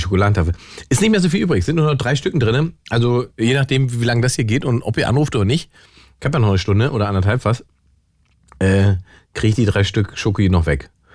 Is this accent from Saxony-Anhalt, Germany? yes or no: yes; Salzwedel, Saxony-Anhalt, Germany; moved away; Da bin ich geboren übrigens, in Salzwedel